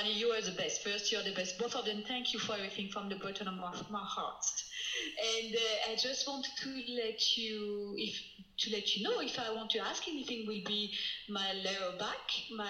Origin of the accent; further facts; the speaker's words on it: France; now in United States; I'm French. I'm from France, but I'm in the United States